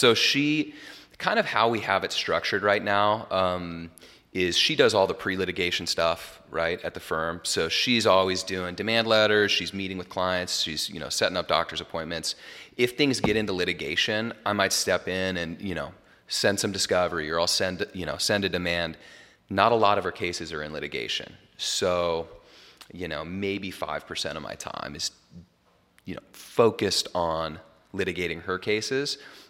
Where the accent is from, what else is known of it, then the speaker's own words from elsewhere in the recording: Jackson Hole, Wyoming, United States; Well, you know, so I'm from Jackson Hole originally. It's like the best skiing in North America.